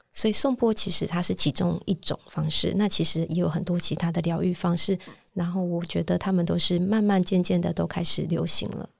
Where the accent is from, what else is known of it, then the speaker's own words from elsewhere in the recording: Taiwan; 因为我是土生土长在台湾长大，所以我受的教育就是比较像是一切好像都追求一个标准答案